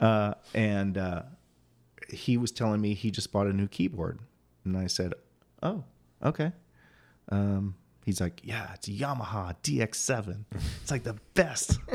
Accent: Quincy, Illinois, United States; moved away as an adult; now in Phoenix, United States; I grew up in Quincy, Illinois

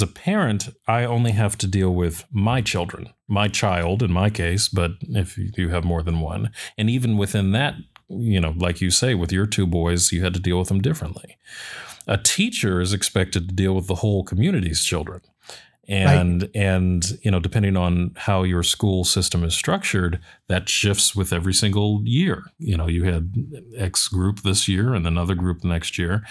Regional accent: Western Massachusetts, United States; our community when I was growing up in Western Massachusetts, so still New England, but definitely not inner city

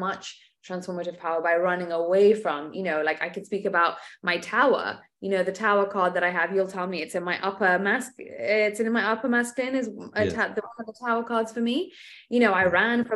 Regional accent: England, United Kingdom; moved away; I was brought up in England, right? So there's a lot of tempering that goes on there.

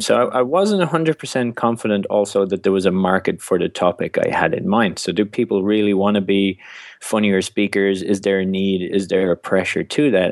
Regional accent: Ireland; being Irish

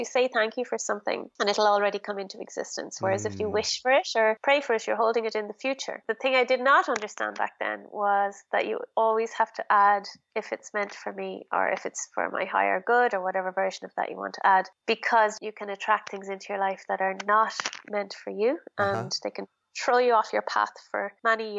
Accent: Ireland; Being very Irish

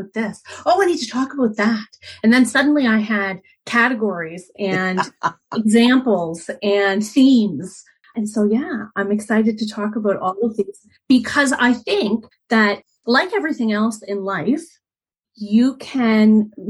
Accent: Canada; I'm Canadian

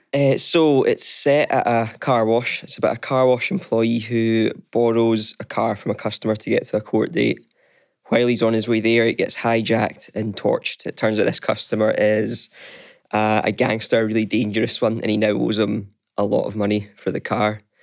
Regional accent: East Kilbride, Scotland, United Kingdom; now in Glasgow, United Kingdom; I'm from East Kilbride

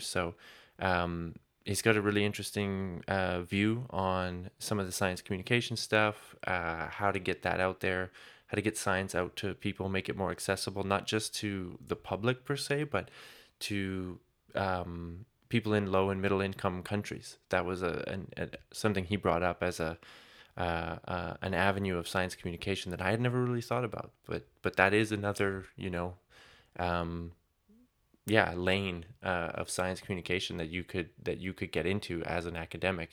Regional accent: Canada; now in Germany; I'm originally from Canada

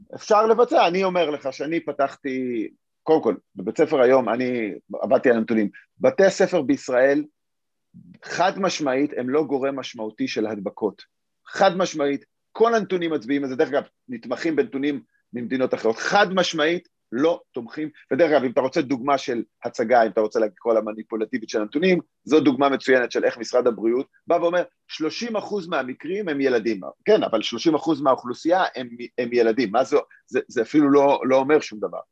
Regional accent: Israel

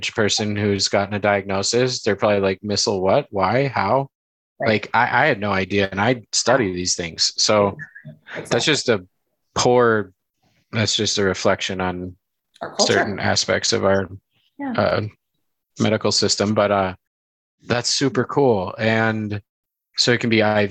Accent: Illinois, United States; I'm from Illinois

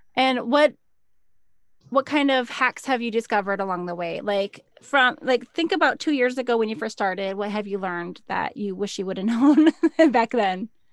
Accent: Minnesota, United States; I'm from Minnesota

